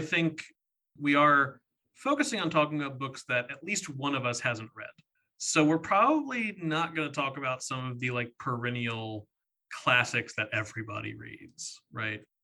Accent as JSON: {"language": "English", "region": "Virginia", "country": "United States", "tie": "born or raised there", "moved": "yes", "said": "I grew up in Virginia"}